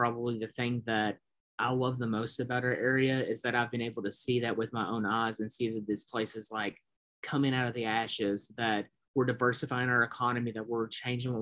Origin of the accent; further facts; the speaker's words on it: Harlan, Kentucky, United States; I was born and raised in Harlan